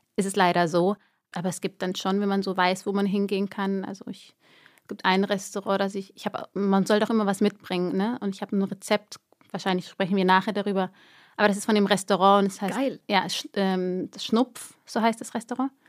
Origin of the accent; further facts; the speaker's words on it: Germany; moved away as an adult; also born or lived in Erding, Bavaria; now in Zurich, Switzerland; ich bin Deutsche.